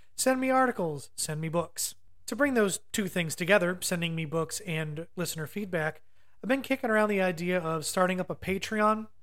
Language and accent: English; Ohio, United States; moved away as an adult; now in North Carolina, United States; I'm from Ohio